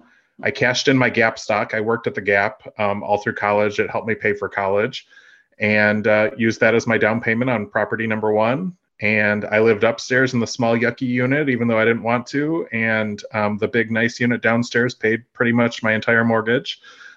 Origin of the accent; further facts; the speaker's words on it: Dallas, Texas, United States; I'm 39 from Dallas.